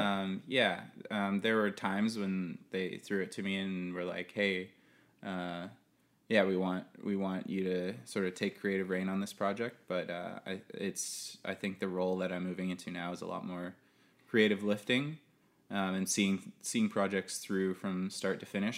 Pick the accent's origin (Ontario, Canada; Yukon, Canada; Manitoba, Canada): Manitoba, Canada; There's a lotta owls where I grew up in Manitoba